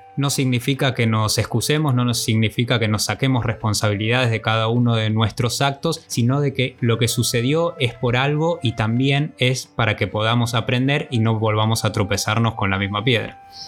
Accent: Argentina; moved away as an adult; nos fuimos por mucho tiempo de Argentina

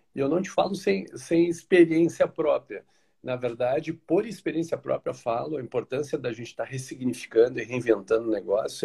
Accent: Porto Alegre, Rio Grande do Sul, Brazil; now in Araranguá, Brazil; Eu sou natural de Porto Alegre, hoje moro em Araranguá, aqui no sul de Santa Catarina.

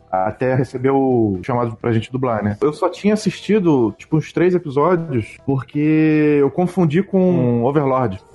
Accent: Rio de Janeiro, Brazil; also born or lived in São Paulo; sou do aqui do Rio de Janeiro

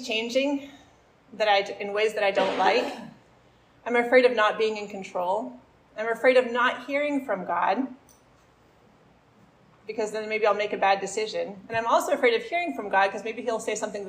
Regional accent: Maine, United States; I'm from Maine

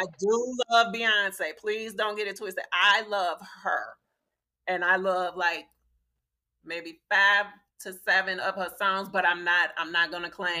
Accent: Gary, Indiana, United States; moved away as an adult; now in Dallas-Fort Worth, United States; We were born and raised in Gary, Indiana.

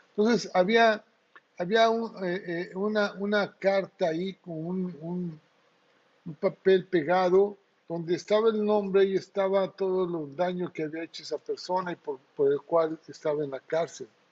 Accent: Acayucan, Veracruz, Mexico; cuando era niño en, mi pueblo, ahí en Acayuca, en Veracruz

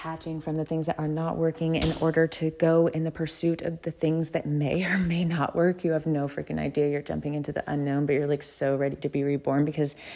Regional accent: the South, United States; I'm from the South

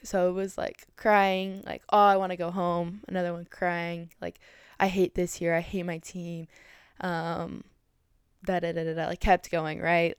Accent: Colorado Springs, Colorado, United States; moved away as an adult; now in Hayward, United States; I was originally from Colorado Springs, Colorado. I moved to Hayward, California

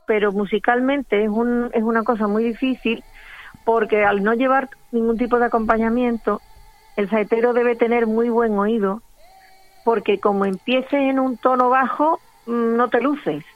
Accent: San Juan de Aznalfarache, Andalusia, Spain; now in Seville, Spain; me crié toda mi infancia en un pueblecito que está nada más cruzar el, el un puente muy cerquita de Sevilla que se llama San Juan de Aznalfaray

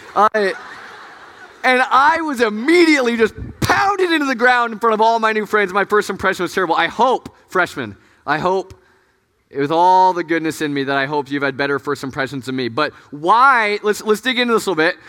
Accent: Des Moines, Iowa, United States; moved away; I'm from, like, Des Moines. That's, like, five hours of, from Chicago

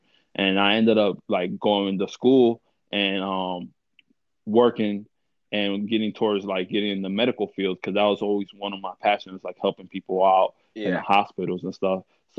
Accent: Cleveland, Ohio, United States; also born or lived in Dominican Republic; as soon as they came to the United States, they came to Cleveland. And then I was born here

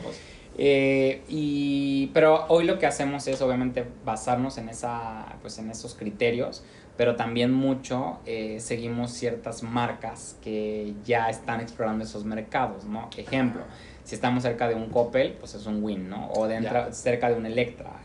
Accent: Mexico; Regreso yo como mexicano

